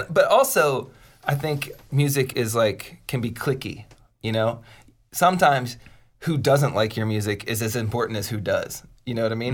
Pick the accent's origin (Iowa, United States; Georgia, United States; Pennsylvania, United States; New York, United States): Pennsylvania, United States; Pittsburgh; moved away; I'm from Pittsburgh originally